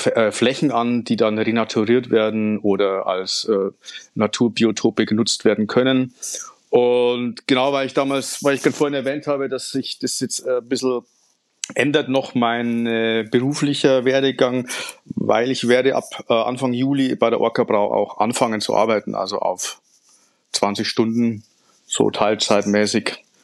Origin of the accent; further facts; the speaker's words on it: Upper Palatinate, Bavaria, Germany; moved away as an adult; also born or lived in Franconia; now in Nuremberg, Germany; bin gebürtiger Niederbayer, aufgewachsen in Oberpfalz, studiert in Franken und bin jetzt auch in Nürnberg gelandet